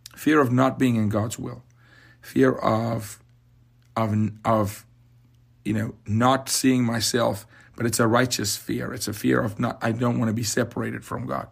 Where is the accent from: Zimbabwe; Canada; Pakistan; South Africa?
South Africa; now in United States; I'm from Africa